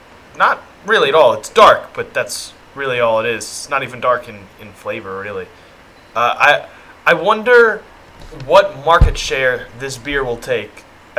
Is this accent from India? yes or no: no; the South, United States; we're from the South